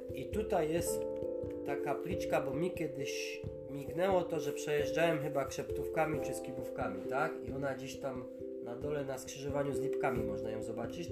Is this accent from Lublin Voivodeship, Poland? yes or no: no; Tatras, Lesser Poland, Poland; u nas w Tatrach